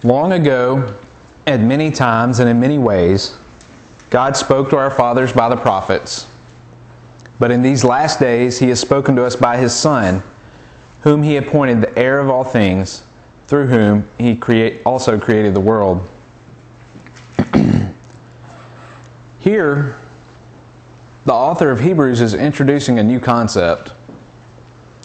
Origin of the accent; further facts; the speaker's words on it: the South, United States; growing up in the South